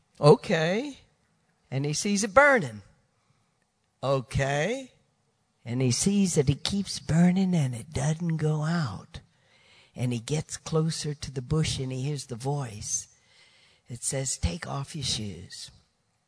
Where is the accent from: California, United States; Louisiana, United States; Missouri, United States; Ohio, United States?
Louisiana, United States; Baton Rouge; accent: Southern; also born or lived in New Orleans; I come from the South. And I was born in Baton Rouge, lived in New Orleans most of my life.